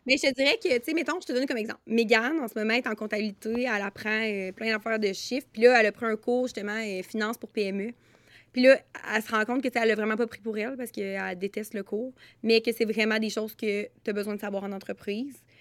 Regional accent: Trois-Rivières, Quebec, Canada; on vient de Trois-Rivières

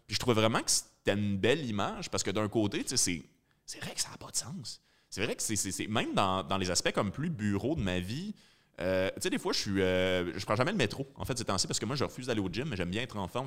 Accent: Rawdon, Quebec, Canada; je viens de Rawdon

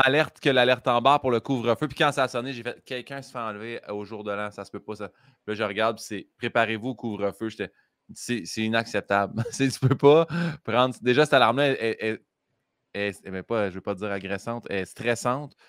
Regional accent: Saint-Hyacinthe, Quebec, Canada; quand j'étais petit à Saint-Hyacinthe

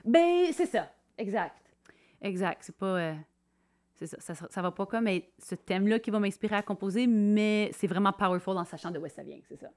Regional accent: Quebec, Canada; moved away as an adult; also born or lived in Hay River, Northwest Territories; now in Whitehorse, Canada; Je suis originaire du Québec, mais depuis 2007, j'habite euh, à Whitehorse

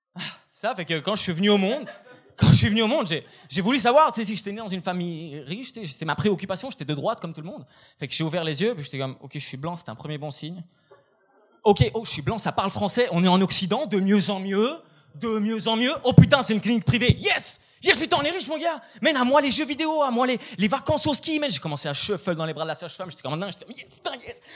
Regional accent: Brussels, Brussels-Capital Region, Belgium; je suis né en 98 à Bruxelles

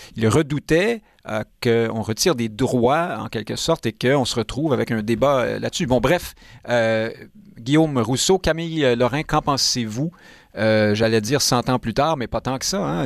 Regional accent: Montreal, Quebec, Canada; Je suis montréalais depuis toujours

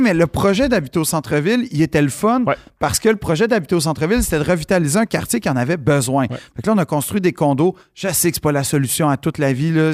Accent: Montreal, Quebec, Canada; je suis un Montréalais.

